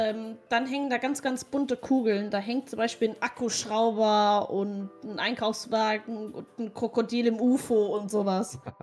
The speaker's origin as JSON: {"language": "German", "region": "Rhineland-Palatinate", "country": "Germany", "also_born_or_lived": "Ruhr area", "moved": "yes", "said": "bei uns in der Pfalz"}